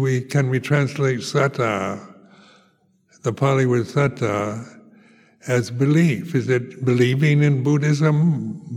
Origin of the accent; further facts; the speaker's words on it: United States; moved away as an adult; I come from America